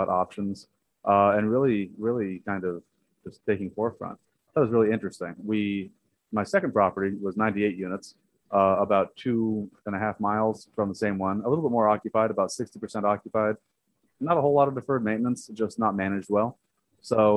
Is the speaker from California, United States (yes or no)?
yes; San Diego, California, United States; moved away as an adult; now in Dallas, United States; I'm from San Diego